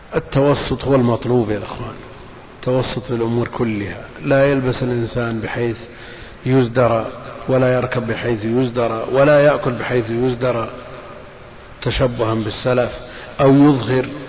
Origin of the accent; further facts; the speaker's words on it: Al-Qassim, Saudi Arabia; عندنا في القصيم